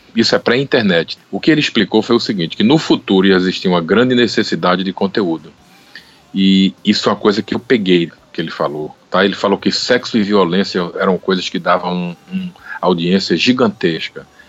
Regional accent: Brazil; now in United States; Do Brasil

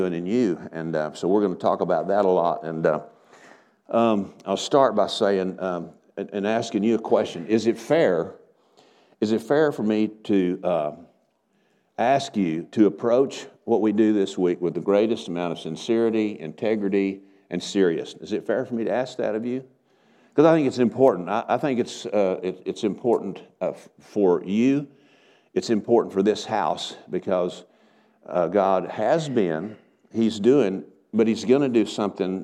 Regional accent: Texas, United States; moved away as an adult; now in Oklahoma, United States; after we moved over into Oklahoma from where I grew up over in Texas

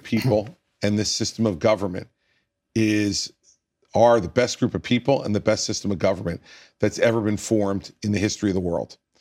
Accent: New Jersey, United States; my home state of New Jersey

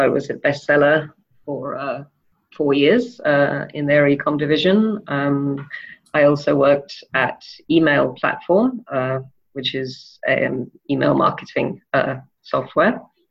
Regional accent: Denmark; also born or lived in England / Wales / France / Spain; Well, I was born in England and we moved to Denmark when I was almost 4. Apart from a short stint in Saudi Arabia, we were there until I went to Wales to go to university when I was 17.

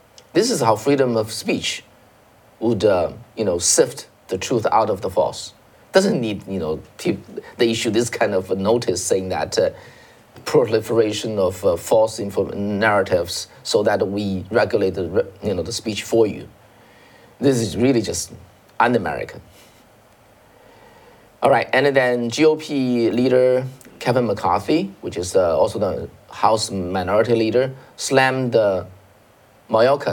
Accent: China; moved away as an adult; now in United States; we came from China

